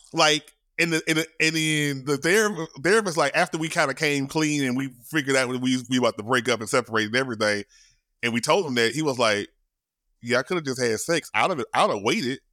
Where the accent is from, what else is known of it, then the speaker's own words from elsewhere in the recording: Shreveport, Louisiana, United States; my hometown, shout out to Shreveport.